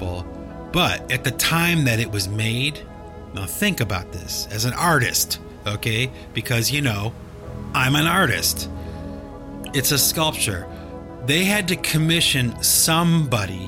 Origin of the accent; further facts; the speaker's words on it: the North, United States; I'm from the North